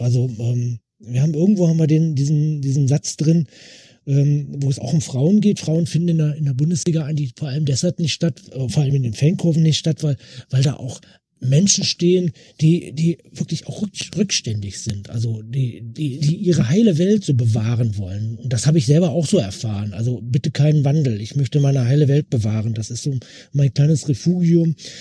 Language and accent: German; West Germany, Germany; für mich als Wessi